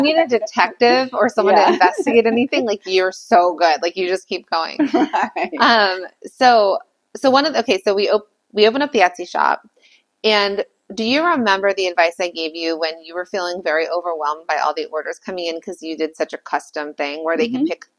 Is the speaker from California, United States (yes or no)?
yes; Calabasas, California, United States; Yeah. I'm from Calabasas.